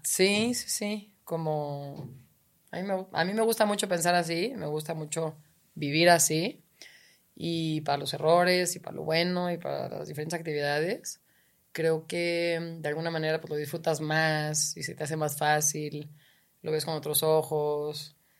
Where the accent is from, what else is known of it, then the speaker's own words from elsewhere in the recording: Guadalajara, Jalisco, Mexico; soy de Guadalajara